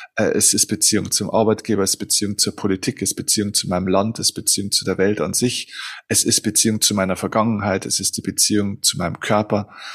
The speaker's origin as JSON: {"language": "German", "country": "Germany", "said": "bei uns in Deutschland"}